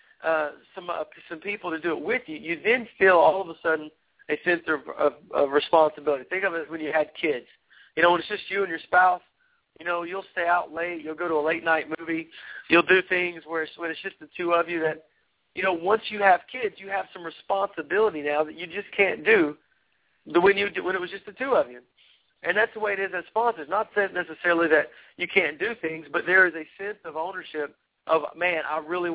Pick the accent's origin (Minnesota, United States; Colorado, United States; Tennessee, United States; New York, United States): Tennessee, United States; I'm a redneck from Tennessee